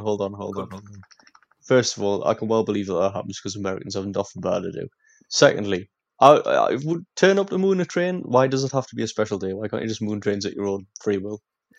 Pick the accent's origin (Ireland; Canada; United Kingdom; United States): United Kingdom; we're British citizens